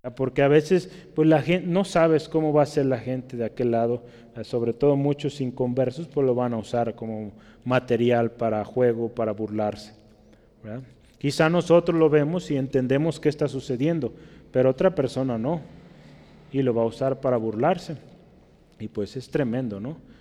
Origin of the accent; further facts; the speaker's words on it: Mexico; como somos los mexicanos